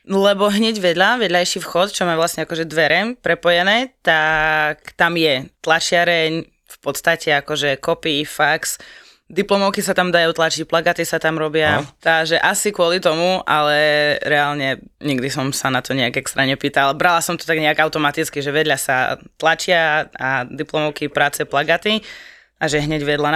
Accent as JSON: {"language": "Slovak", "town": "Košice", "region": "Košice Region", "country": "Slovakia", "tie": "born or raised there", "moved": "as an adult", "lives_now": "Nitra, Slovakia", "said": "Košic, pôvodne, pochádzam. Hrdý Košičan, varený, pečený. Ale žijem, študujem, fungujem, existujem už 5 rokov v Nitre."}